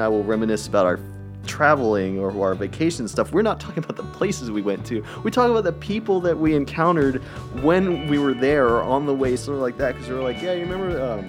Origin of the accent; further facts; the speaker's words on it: Atlanta, Georgia, United States; I'm from Atlanta, and we were not of great financial means.